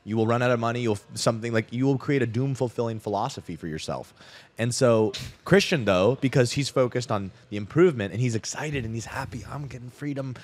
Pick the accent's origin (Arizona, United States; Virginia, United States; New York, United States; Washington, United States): Arizona, United States; Scottsdale; I grew up in Scottsdale, Arizona